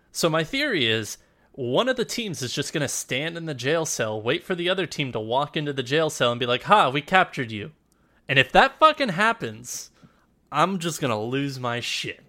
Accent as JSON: {"language": "English", "country": "United States", "said": "we're both American"}